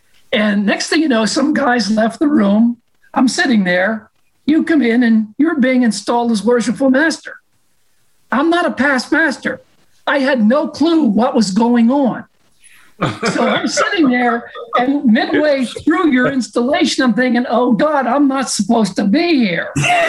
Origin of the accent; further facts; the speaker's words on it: United States; being an American.